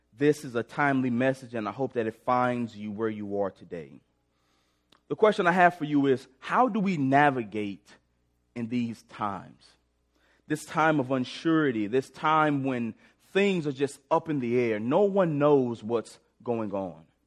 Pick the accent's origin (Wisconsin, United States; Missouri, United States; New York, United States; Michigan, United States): Missouri, United States; St. Louis; moved away as an adult; now in Springfield, United States; I grew up in Sp-, Saint Louis, Missouri, came down to Springfield to play football at Missouri State.